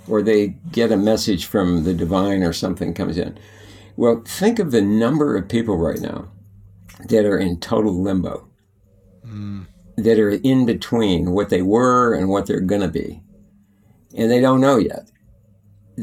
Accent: Bishop, California, United States; I grew up in the High Sierras in Bishop, California.

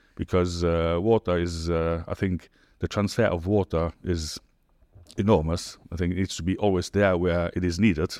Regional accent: Luxembourg; moved away as an adult; now in United Arab Emirates; I'm from Luxembourg, as you said. And, yeah, since now two thousand nine in the U

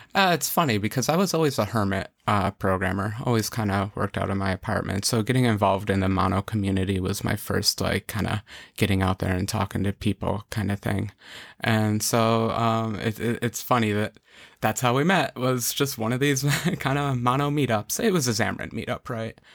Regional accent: New York, United States; I'm, I'm from New York.

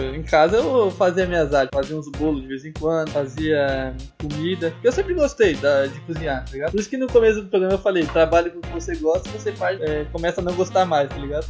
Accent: Brazil; nunca saí do Brasil

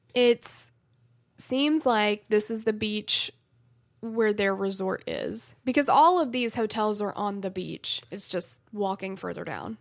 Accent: the South, United States; I'm from the South

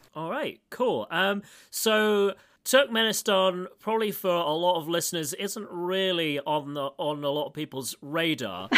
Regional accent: United Kingdom; now in Moscow, Russia; I'm British

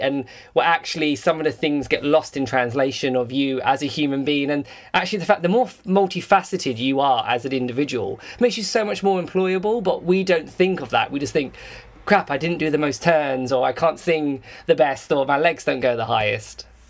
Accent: England, United Kingdom; I'm English

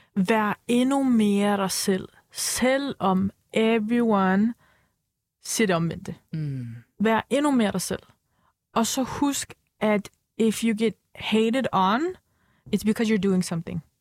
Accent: Copenhagen, Capital Region of Denmark, Denmark; mine forældre, de er fra Tyrkiet, men øh, øh, jeg er opvokset her

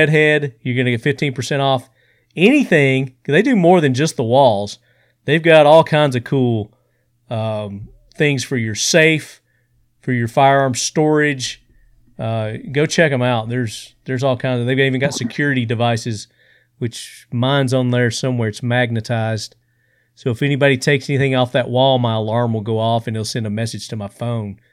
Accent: Sparta, Tennessee, United States; That's my hometown

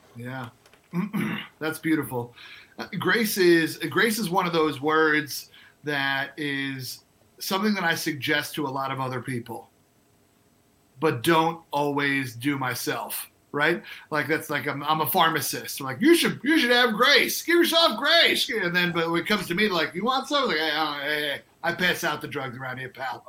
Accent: New York, United States; moved away as an adult; also born or lived in North Carolina / South Carolina; now in Twin Cities, United States; I'm born and raised in New York

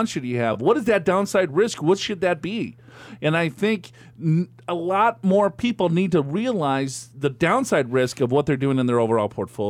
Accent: Minneapolis, Minnesota, United States; I'm from Minneapolis

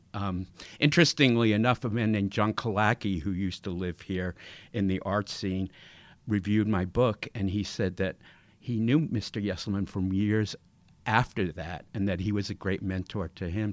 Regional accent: Long Island, New York, United States; I, I grew up in New York

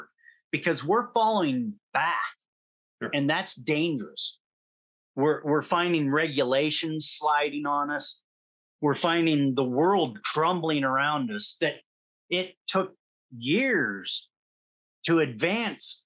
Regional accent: United States; I'm an American

